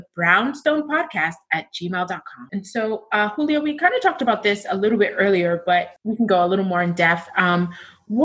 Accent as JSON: {"language": "English", "town": "New York City", "region": "New York", "country": "United States", "tie": "born or raised there", "said": "growing up in Sunset Park, being from Brooklyn"}